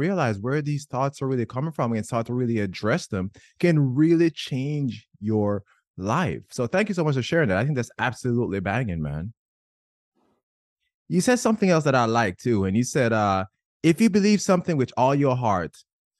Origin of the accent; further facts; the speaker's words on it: Jamaica; I grew up in Jamaica